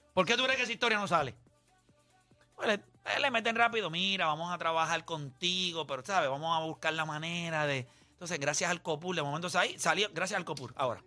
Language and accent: Spanish; Caguas, Puerto Rico; los criollos de Cagua que son de donde yo soy